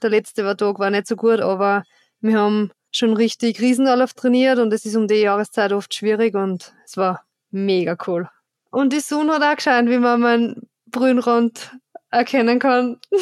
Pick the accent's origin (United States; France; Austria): Austria; Styria